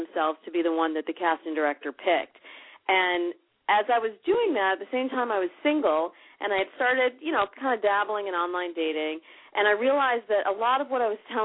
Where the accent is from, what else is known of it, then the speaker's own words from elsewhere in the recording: Midwest, United States; now in California, United States; I come from the Midwest, and I moved out to California